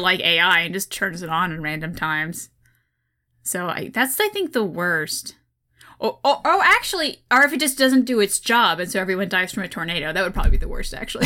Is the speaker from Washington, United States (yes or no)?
no; Oklahoma, United States; now in Ohio, United States; I'm from Oklahoma